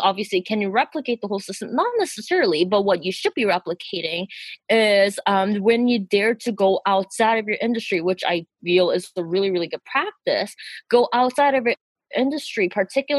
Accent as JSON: {"language": "English", "country": "Canada", "tie": "born or raised there", "said": "I am also ethnically South Korean, but I grew up in Canada, so that makes me first generation immigrant"}